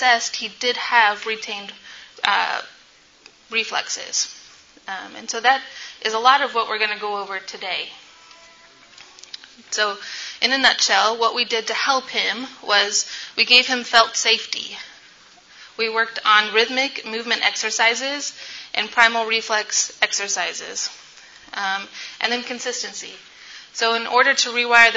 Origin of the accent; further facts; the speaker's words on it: Sacramento, California, United States; I am from Sacramento, California